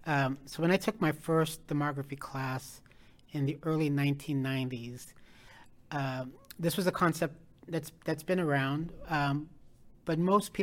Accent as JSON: {"language": "English", "region": "Nebraska", "country": "United States", "tie": "born or raised there", "also_born_or_lived": "Denver, Colorado / Washington, D.C. / San Francisco / Chicago", "moved": "yes", "lives_now": "St. Louis, United States", "said": "I was born in Denver, Colorado, but grew up in Nebraska, traveled all over the U.S., lived in Washington, D.C., San Francisco, Chicago, and now here in St. Louis."}